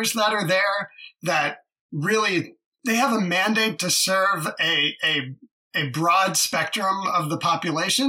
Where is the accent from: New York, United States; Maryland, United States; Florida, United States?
Maryland, United States; Baltimore; now in Washington, D.C., United States; I'm also originally from Baltimore, just up the road